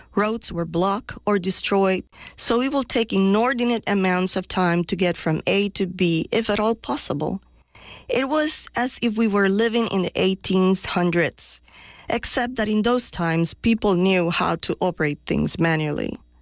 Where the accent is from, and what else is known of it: Puerto Rico